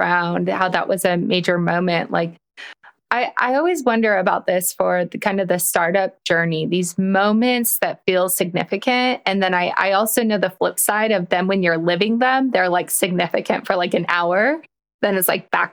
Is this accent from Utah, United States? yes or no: yes; Salt Lake City, Utah, United States; I'm from Salt Lake